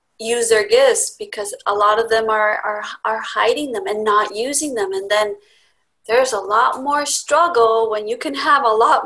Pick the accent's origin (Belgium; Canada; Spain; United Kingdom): Spain; moved away as an adult; now in Laguna Beach, United States; I grew up in Spain, and I did my first year of architecture school there